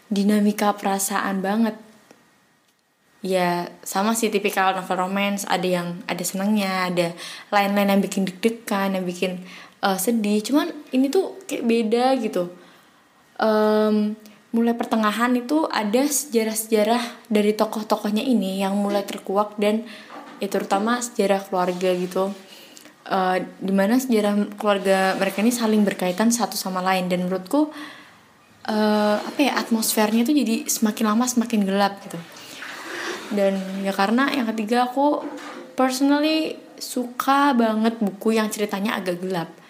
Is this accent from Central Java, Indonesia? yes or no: yes; Semarang, Central Java, Indonesia; aku dari Semarang.